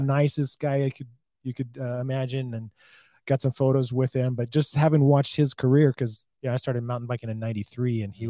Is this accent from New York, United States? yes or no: no; Red Bluff, California, United States; I grew up in Red Bluff, about 30 miles apart in Northern California.